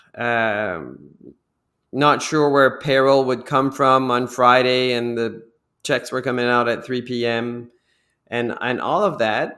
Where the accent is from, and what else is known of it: New Brunswick, Canada; moved away as an adult; also born or lived in Toronto